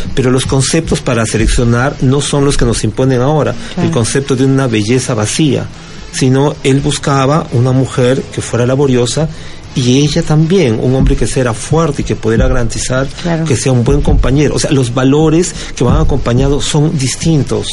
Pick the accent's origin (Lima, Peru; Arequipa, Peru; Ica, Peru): Lima, Peru; vengo de Lima, Perú